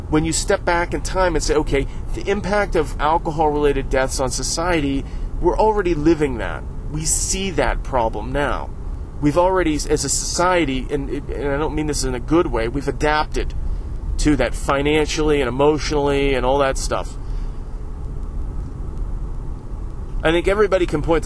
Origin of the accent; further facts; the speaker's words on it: Northeast Ohio, United States; I went to the parade in my hometown